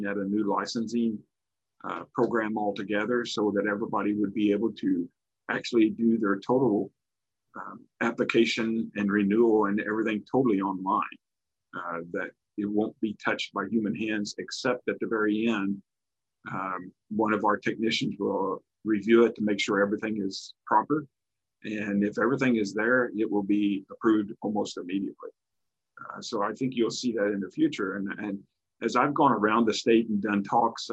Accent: Farmington, Missouri, United States; I'm originally from Farmington, Missouri. Graduated high school there

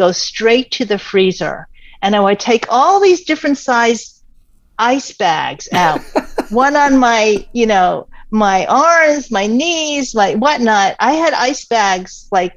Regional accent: New York City, New York, United States; with my father being at Columbia, grew up as a New Yorker.

